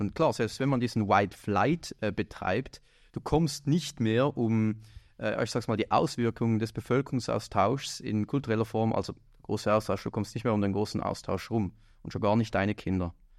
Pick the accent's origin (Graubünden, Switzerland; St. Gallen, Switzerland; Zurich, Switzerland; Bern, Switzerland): Zurich, Switzerland; Winterthur; meiner Heimatstadt, also Winterthur